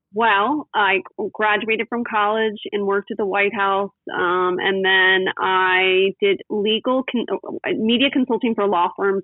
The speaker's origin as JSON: {"language": "English", "town": "West Chester", "region": "Pennsylvania", "country": "United States", "tie": "born or raised there", "moved": "yes", "lives_now": "Newport Beach, United States", "said": "I grew up in Westchester, Pennsylvania, which is a suburb of Philadelphia."}